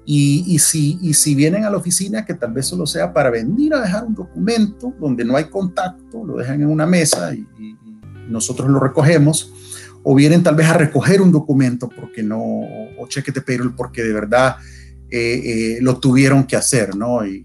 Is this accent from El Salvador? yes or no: yes; El Salvador; now in United States; yo eh, soy salvadoreño de nacimiento, 100%. Eh, viví en El Salvador hasta el principio de los 90. Al principio de los 90, nuestra familia inmediata, mis papás y mis hermanos, agarramos rumbo a Estados Unidos, aquí a Virginia, al condado de Prince William, buscando